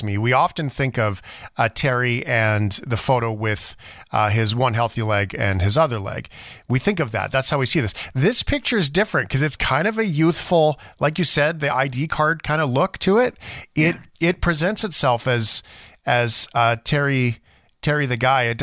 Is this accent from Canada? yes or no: yes; Canada; as a Canadian